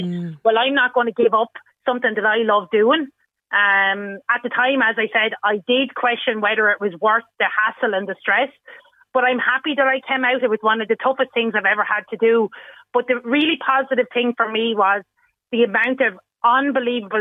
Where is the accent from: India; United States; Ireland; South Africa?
Ireland; Wexford, Leinster; I was born and reared and living in Wexford all my life